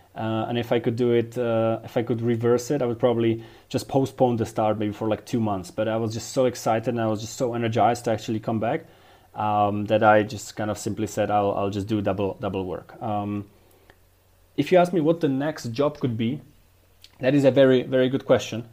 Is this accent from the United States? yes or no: no; Dubnica nad Váhom, Trenčín Region, Slovakia; born or raised there